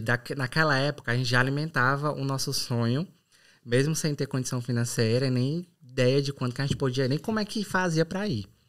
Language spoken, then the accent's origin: Portuguese; São Benedito, Ceará, Brazil; moved away as an adult; also born or lived in Sobral / Fortaleza / England; now in Ireland; sou do Ceará, mais boa. precisamente de São Benedito, na Serra da Ibiapaba